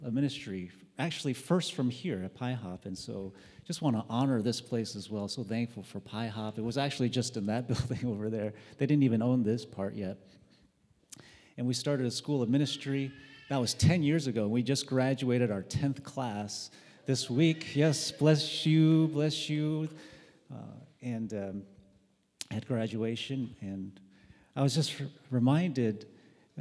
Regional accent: Michigan, United States; moved away as an adult; I'm from Michigan, and so this is our normal weather. And when I moved out here back in 2001

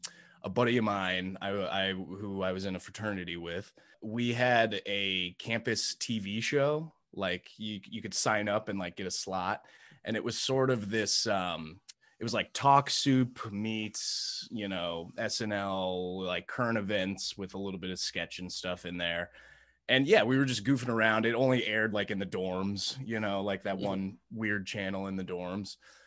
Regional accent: Indianapolis, Indiana, United States; So yeah, I grew up from I'm from originally from Indianapolis, Indiana.

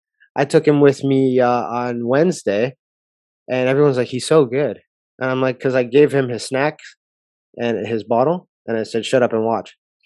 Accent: Canada; being a Canadian

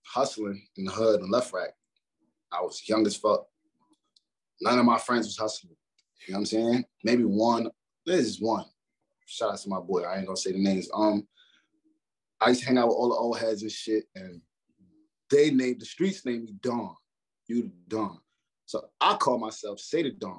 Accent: New York, United States; this is where I'm from.

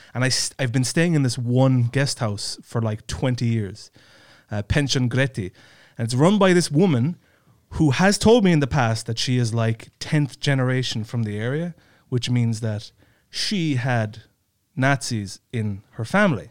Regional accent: Ireland; now in Estonia; I'm an Irish guy living in Estonia.

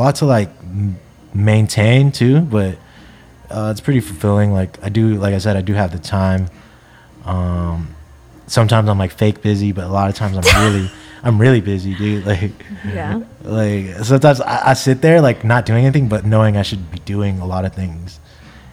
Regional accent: Japan; now in Bay Area, United States; living in the Bay Area, growing up in Japan

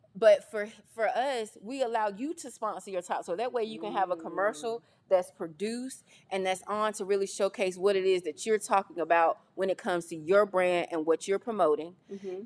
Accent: Jackson, North Carolina, United States; I grew up in Jackson, North Carolina

